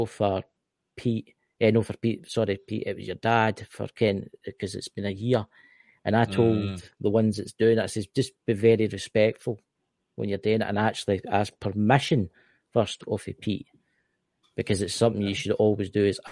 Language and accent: English; Scotland, United Kingdom; I'm Scottish